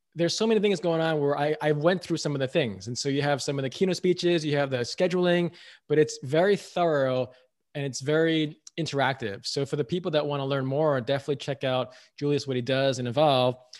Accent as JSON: {"language": "English", "country": "United States", "said": "I'm American"}